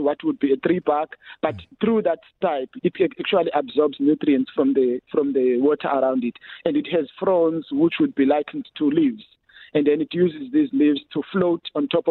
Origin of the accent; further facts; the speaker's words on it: Ngqabarha, Eastern Cape, South Africa; also born or lived in Khayelitsha, Cape Town; now in Cape Town, South Africa; the forest I grew up in Ngqabarha back at home